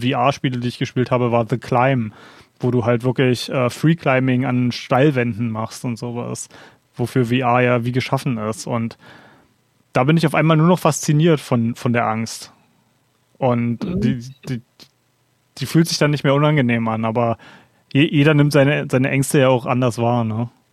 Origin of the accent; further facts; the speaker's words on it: Berlin, Germany; gerade als Berliner